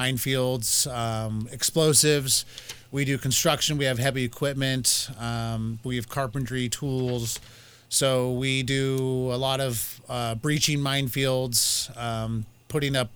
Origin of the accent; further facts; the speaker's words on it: Bay Area, Northern California, United States; Born and raised in Northern California. I'm a Bay Area kid.